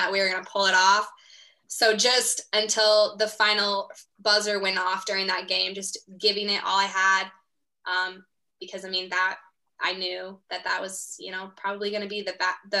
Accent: Pocahontas, Iowa, United States; moved away as an adult; also born or lived in Springfield, Missouri; I'm going to go home, live back home in Pocahontas.

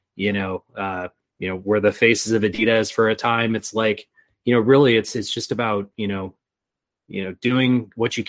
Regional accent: Chicago, Illinois, United States; we grew up in Chicago

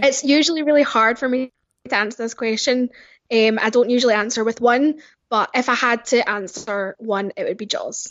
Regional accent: Glasgow, Scotland, United Kingdom; Yep, I'm from Glasgow in Scotland, um, and it's nice and cold and rainy here.

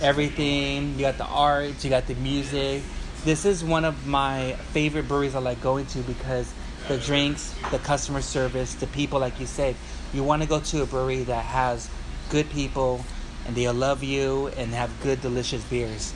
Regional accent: Wilmington, California, United States; my hometown of Wilmington, California.

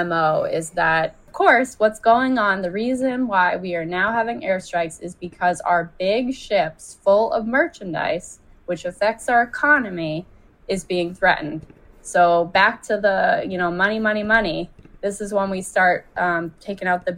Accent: United States; as an American

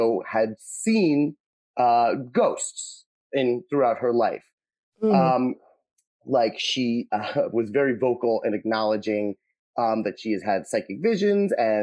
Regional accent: Hampton Bays, New York, United States; Hampton Bays, where I'm from, my hometown

